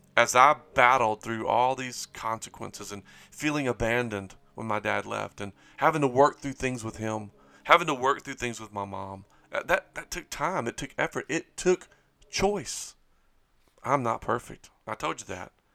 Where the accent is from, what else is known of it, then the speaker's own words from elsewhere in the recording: Springhill, Louisiana, United States; I grew up in Spring Hill, Louisiana